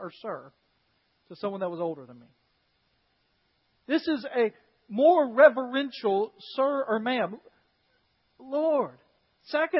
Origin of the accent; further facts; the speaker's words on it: United States; an American follower of Jesus Christ